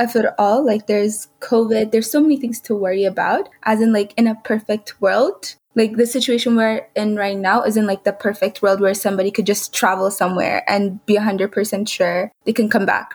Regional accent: Ethiopia; moved away; Ethiopia, like, specific regions, I guess, like, from where I come from

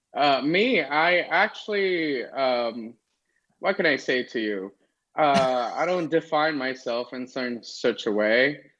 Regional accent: Los Angeles, California, United States; moved away as an adult; also born or lived in Las Vegas; I was born here in LA. Um, I'm streaming from LA right now. Um, and I grew up here in California.

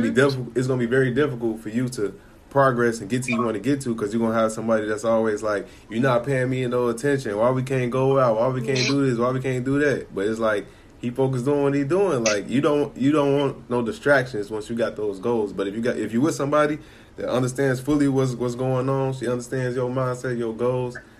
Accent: Chicago, Illinois, United States; I grew up in Chicago, so I was born in '93.

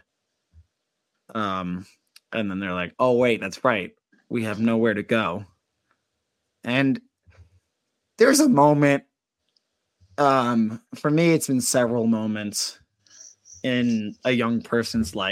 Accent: Colorado, United States; I'm a skier from Colorado

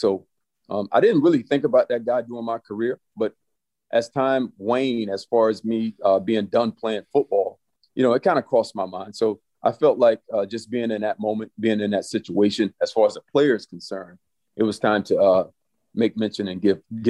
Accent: St. Louis, Missouri, United States; But I always say I grew up in St. Louis. I was a St. Louis Ram for a very long time.

